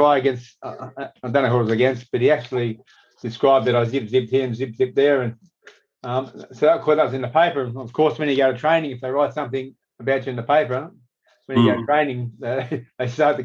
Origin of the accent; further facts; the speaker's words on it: Sydney, New South Wales, Australia; also born or lived in La Perouse / Parramatta / Mount Pritchard; I grew up in La Perouse initially, but Mum and Dad moved us out to Parramatta in the early days